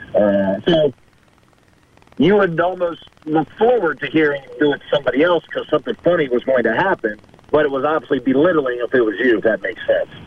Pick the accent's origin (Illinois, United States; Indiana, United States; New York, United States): Indiana, United States; South Bend; this is my hometown as well